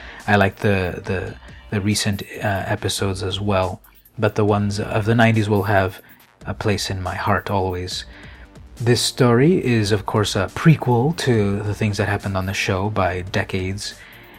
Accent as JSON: {"language": "English", "town": "San Diego", "region": "California", "country": "United States", "tie": "born or raised there", "said": "this one pulls at my hometown pride, because it takes place in San Diego, where this podcast is coming to you from."}